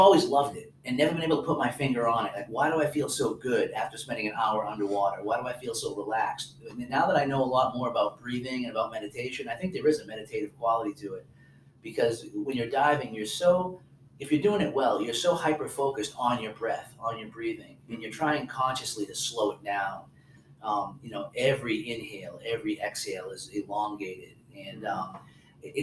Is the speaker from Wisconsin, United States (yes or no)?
no; New Hampshire, United States; moved away; I grew up near the Atlantic Ocean in New Hampshire